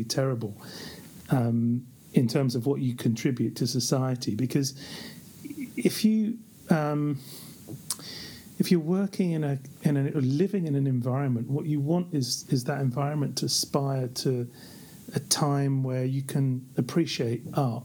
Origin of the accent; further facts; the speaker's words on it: London, United Kingdom; moved away as an adult; now in Geneva, Switzerland; I grew up in the East End of London